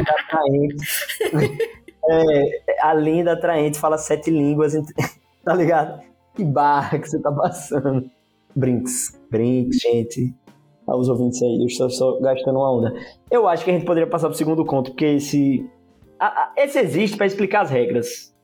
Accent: Brazil; como brasileiro

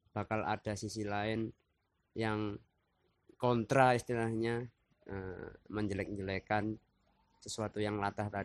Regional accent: Yogyakarta, Special Region of Yogyakarta, Indonesia; Misalnya uh, kan kita dari Jogja

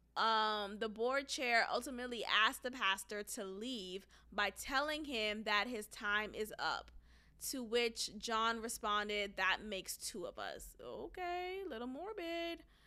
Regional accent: Nigeria; I'm Nigerian

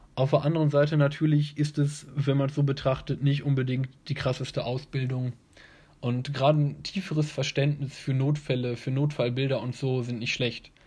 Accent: Germany; hier bei uns in Deutschland

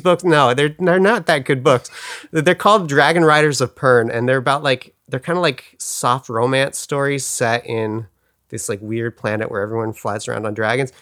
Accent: Pacific Grove, California, United States; moved away; also born or lived in Glendale, California; I grew up in Monterey, California, or Pacific Grove, California, to be more specific

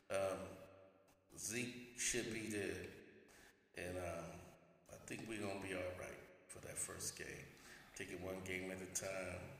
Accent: the Bay Area, California, United States; We're originally from the Bay

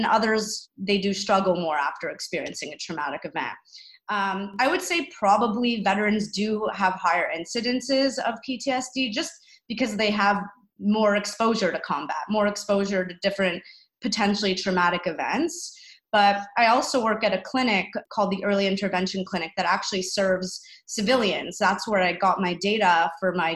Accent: Canada; as a Canadian

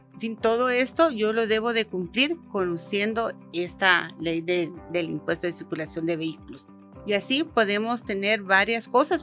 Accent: Guatemala; somos ciudadanos de Guatemala

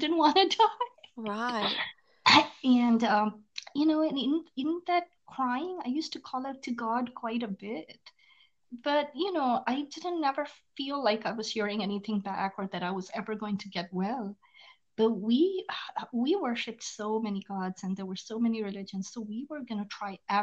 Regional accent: India; moved away as an adult; now in United States; I was born and raised in India. I moved to the US when I was 19 years old

